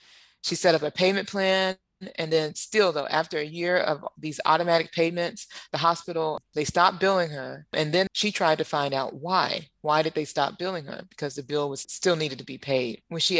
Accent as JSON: {"language": "English", "region": "Arkansas", "country": "United States", "tie": "born or raised there", "said": "my home state, Arkansas"}